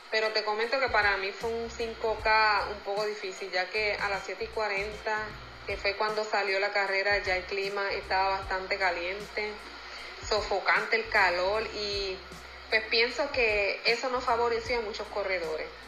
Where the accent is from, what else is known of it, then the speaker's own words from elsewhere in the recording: Las Piedras, Puerto Rico; soy del pueblo de Las Piedras.